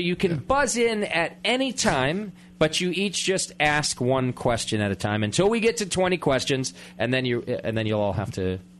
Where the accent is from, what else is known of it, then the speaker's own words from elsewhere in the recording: Connecticut, United States; moved away; also from my home state of Connecticut